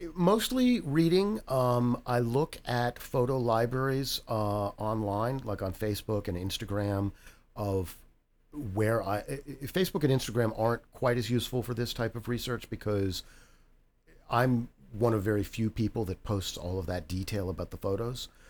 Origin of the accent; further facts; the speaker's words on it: Reston, Virginia, United States; I'm, I'm from Reston originally, so I moved back to Reston.